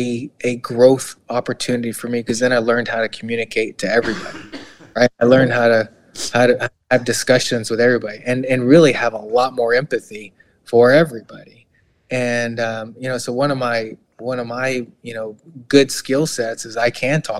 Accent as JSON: {"language": "English", "town": "Houston", "region": "Texas", "country": "United States", "tie": "born or raised there", "also_born_or_lived": "Midwest", "moved": "as an adult", "said": "growing up in Eastside Houston"}